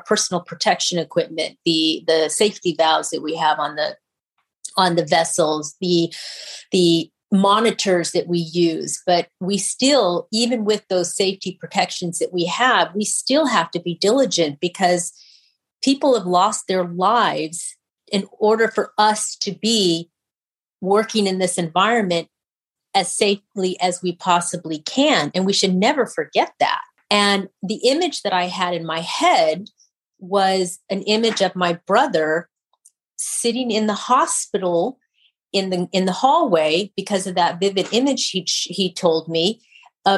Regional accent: Kingman, Arizona, United States; moved away; I grew up in Kingman, Arizona

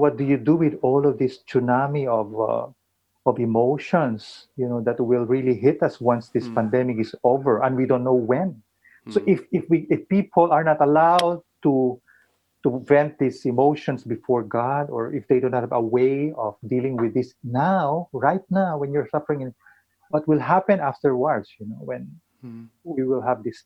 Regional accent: Philippines; as a Filipino who have been under colonial powers for many years

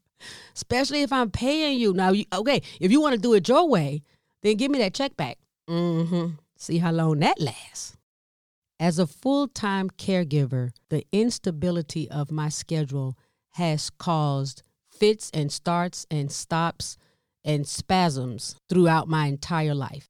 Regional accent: the South, United States; I'm from the South, Southern part of the United States

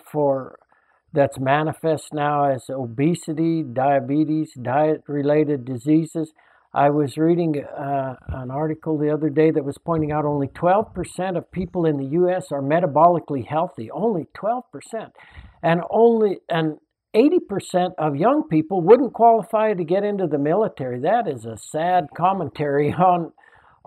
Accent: Salida, Colorado, United States; when I was a young boy growing up in Salida in central Colorado

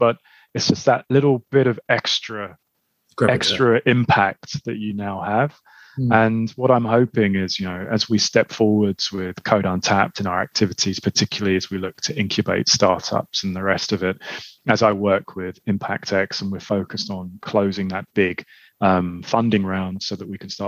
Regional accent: London, United Kingdom; I grew up in Southeast London, grew up in Lewisham.

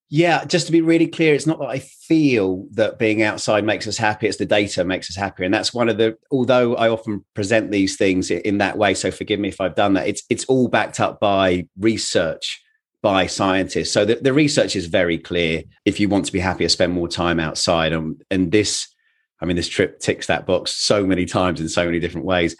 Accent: England, United Kingdom; I am very English

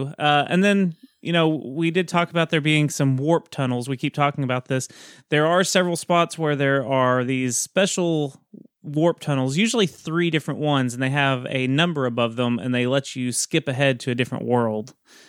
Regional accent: Texas, United States; Let me pull out my lasso, because I keep it on me at all times because I'm a Texan.

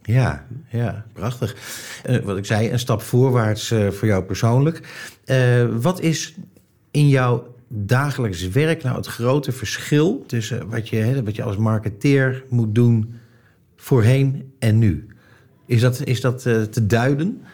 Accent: Netherlands; als Nederlander

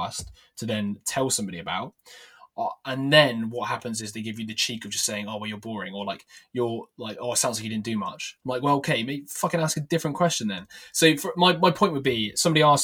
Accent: England, United Kingdom; I'm so English.

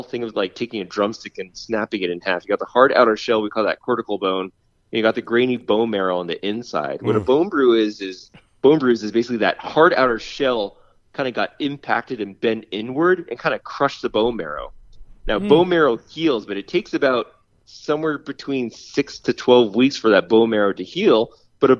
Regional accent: New England, United States; now in California, United States; I grew up in New England where we played on muddy grass

